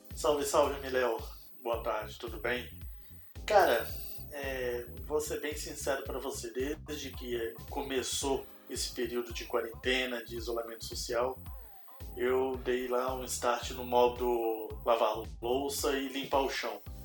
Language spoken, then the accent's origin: Portuguese; Belo Horizonte, Minas Gerais, Brazil; now in Curitiba, Brazil; Sou mineiro, nascido em Belo Horizonte, mas moro aqui em Curitiba há 13 anos, então me considero aí um curitibano de carteirinha